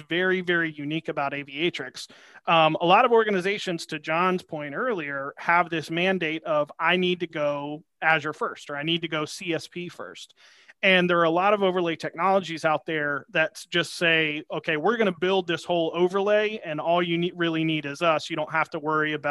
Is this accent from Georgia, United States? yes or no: yes; Georgia, United States; I'm from Georgia, so I'm a sweet tea guy.